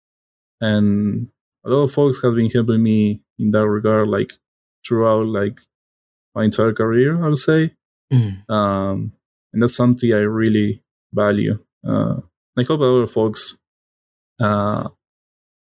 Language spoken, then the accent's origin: English; Argentina; first language Spanish; English is a second language; I was born in Argentina. Like my native language is Spanish, not English.